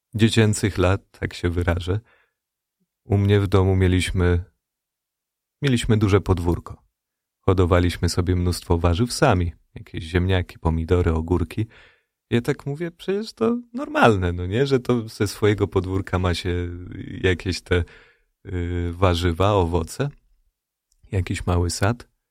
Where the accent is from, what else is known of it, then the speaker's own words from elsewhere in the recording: Radom, Masovian Voivodeship, Poland; ja pochodzę z Radomia